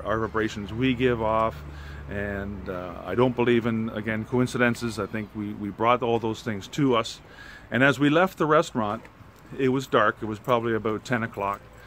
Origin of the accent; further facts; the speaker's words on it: Canada; we're from Canada, but our family's from Germany